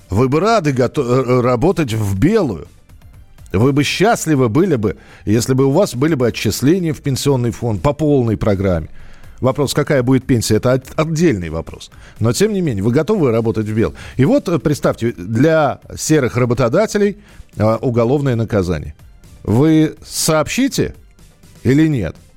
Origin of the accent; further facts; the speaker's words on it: Yekaterinburg, Sverdlovsk Oblast, Russia; Меня … зовут, я из Екатеринбурга.